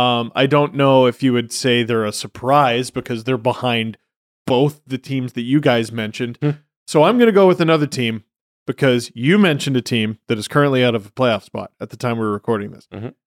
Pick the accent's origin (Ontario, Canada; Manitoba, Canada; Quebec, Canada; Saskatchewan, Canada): Ontario, Canada; Scarborough